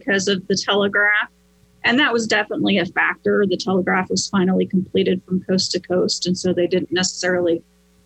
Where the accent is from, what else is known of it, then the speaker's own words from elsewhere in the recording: St. Joseph, Missouri, United States; I was born and raised here in St. Joseph